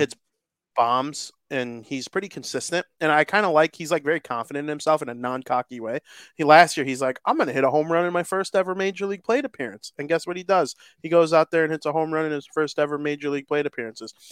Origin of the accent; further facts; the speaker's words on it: United States; I'm American. I'm proud to be American